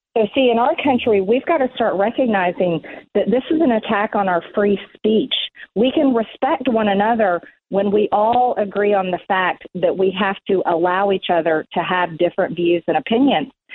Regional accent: Georgia, United States; Georgia, my home state

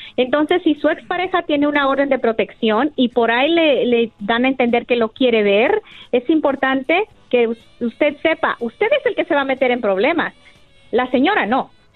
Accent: Jalisco, Mexico; felizmente y muy orgullosa, jalisciense

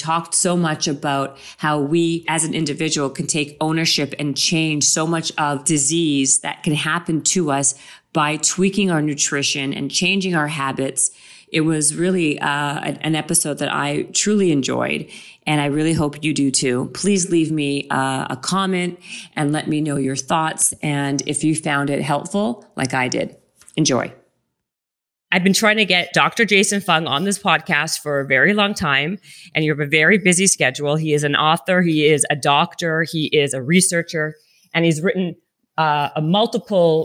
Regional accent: Toronto, Ontario, Canada; Toronto, Canada, of course, my hometown

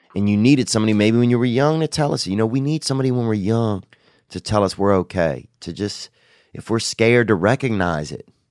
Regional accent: Covington, Louisiana, United States; Covington, Louisiana, and that's my town. That's where I grew up in over there

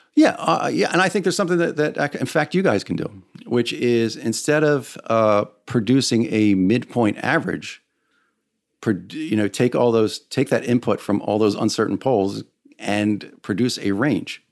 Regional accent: United States; as an American

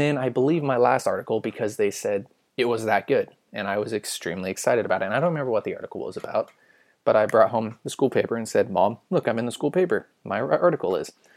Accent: California, United States; I'm not fluent in English at all, even though born and raised in California.

